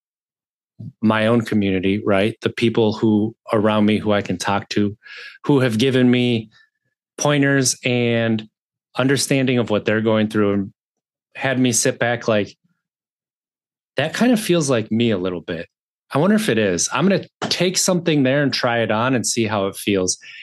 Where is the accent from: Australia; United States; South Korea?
United States; Wisconsin; I grew up in Wisconsin, 36 years